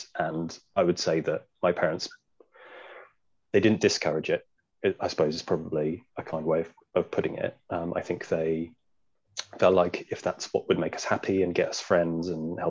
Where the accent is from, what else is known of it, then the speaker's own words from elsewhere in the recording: Cornwall, South West England, United Kingdom; this family of sort of little half Filipino children in a very quiet white town in Cornwall.